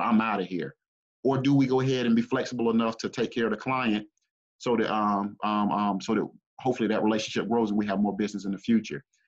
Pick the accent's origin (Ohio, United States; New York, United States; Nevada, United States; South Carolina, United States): South Carolina, United States; Greenville; I grew up here in the Greenville, South Carolina area